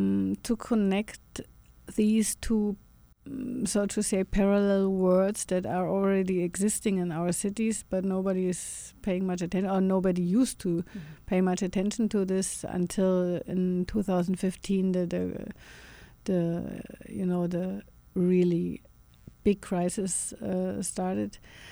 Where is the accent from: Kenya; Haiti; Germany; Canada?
Germany; you know, we grew up in Germany and I think also in the US with all those stories of surviving Jews, the guilt, the German guilt of having killed so many people.